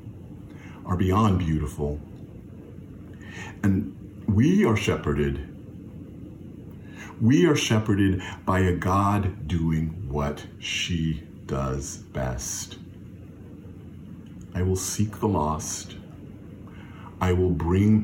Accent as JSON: {"language": "English", "town": "Fayetteville", "region": "North Carolina", "country": "United States", "tie": "born or raised there", "said": "growing up in Fayetteville, North Carolina, at New Bethel AME Zion Church"}